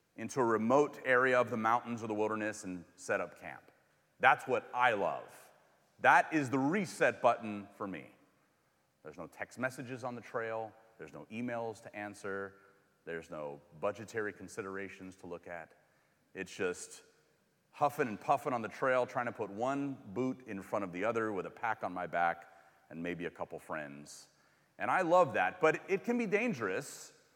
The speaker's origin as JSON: {"language": "English", "region": "California", "country": "United States", "moved": "as an adult", "lives_now": "Missouri, United States", "said": "I'm from California and moved here a while ago"}